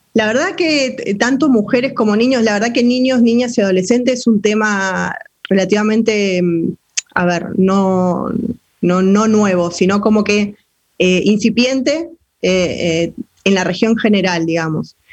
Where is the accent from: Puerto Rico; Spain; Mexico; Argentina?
Argentina